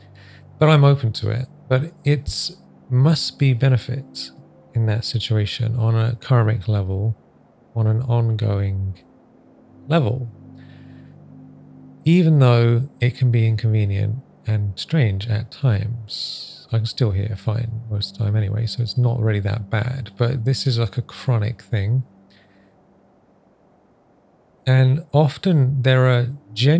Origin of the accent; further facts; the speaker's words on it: England, United Kingdom; also born or lived in Africa; I moved from Africa to England when I was a young boy